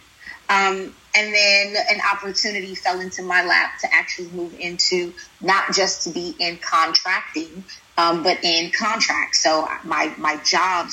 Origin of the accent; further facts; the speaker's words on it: Sumter, South Carolina, United States; moved away as an adult; also born or lived in Houston, Texas; now in Qatar; I'm a country girl. I grew up in Sumter, South Carolina.